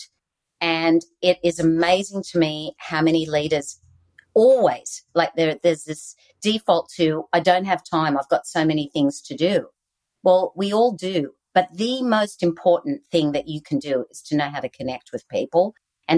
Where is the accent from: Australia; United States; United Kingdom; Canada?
Australia; accent: Aussie; moved away; I still have my Aussie accent